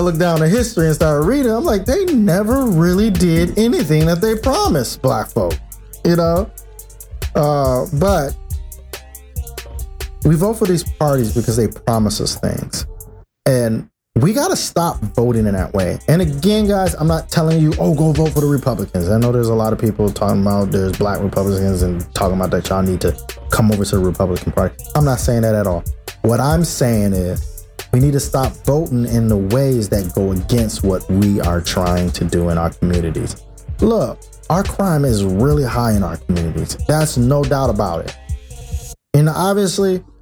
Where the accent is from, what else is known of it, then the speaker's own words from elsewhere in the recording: United States; We're American. We're black Americans